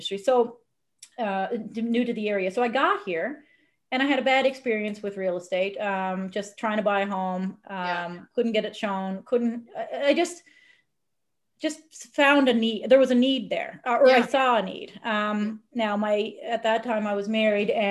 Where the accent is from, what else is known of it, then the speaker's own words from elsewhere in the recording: Newfoundland and Labrador, Canada; moved away as an adult; also born or lived in Brooks, Alberta / Edmonton, Alberta; I was from the small town in Newfoundland